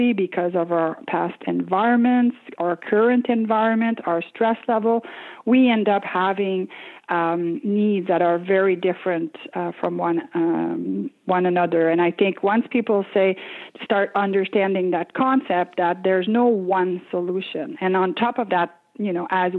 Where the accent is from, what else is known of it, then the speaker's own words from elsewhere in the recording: Quebec, Canada; English is a second language; now in Ottawa, Canada; I grew up in a small town in Quebec, Canada